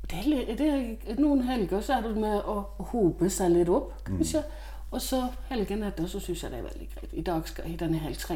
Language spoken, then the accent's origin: Norwegian; Denmark; Norwegian is a second language; now in Norway; Jeg er jo dansk, ja.